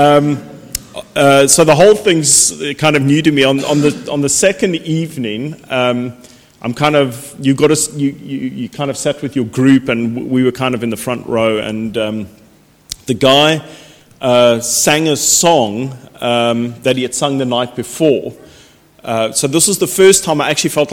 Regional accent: Cape Town, Western Cape, South Africa; now in United Kingdom; I grew up in Cape Town, South Africa, was brought up in a non-Christian home

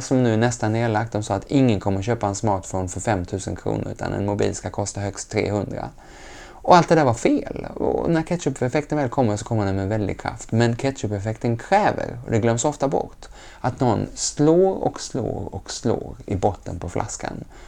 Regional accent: Lund, Skåne, Sweden; also born or lived in Geneva; Jag är uppväxt gröna vågare och vi hade kompost innan ordet var uppfunnet hemma i Lund

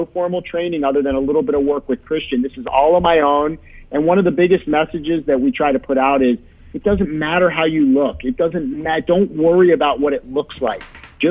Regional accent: Baltimore, Maryland, United States; moved away as an adult; now in Chicago, United States; I'm originally from Baltimore

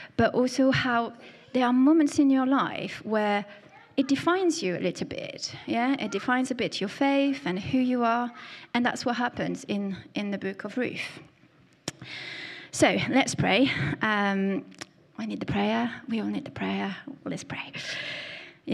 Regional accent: France; accent: French; my French accent

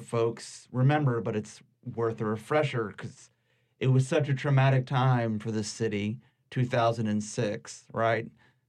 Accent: Washington, District of Columbia, United States; moved away as an adult; also born or lived in New York; now in New Orleans, United States; I'm from New York originally, although I should say I lived in Washington, D.C., so I'm sort of a native to D.C., but moved to New York right after college, didn't even really go home, and spent most of my life from about 94 to 2006 in New York.

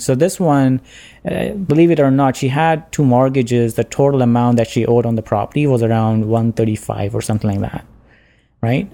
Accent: India; moved away as an adult; now in Ontario, Canada; I'm from India

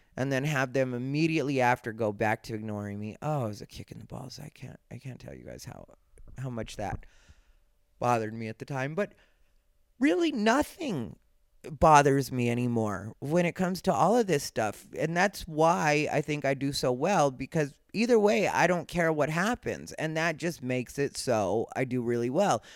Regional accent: Arizona, United States; I'm Mexican, I'm from Arizona, I've been that my entire life

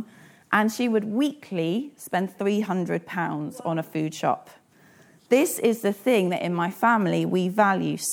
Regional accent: South Africa; I am South African

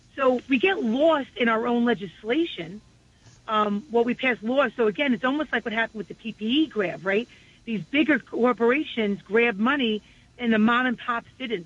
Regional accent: New York City, New York, United States; I was born and raised on the peninsula, and I'm raising my family there

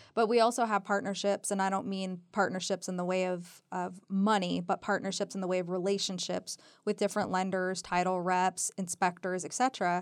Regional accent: Southern California, United States; moved away as an adult; now in Reno, United States; I'm from Southern California originally

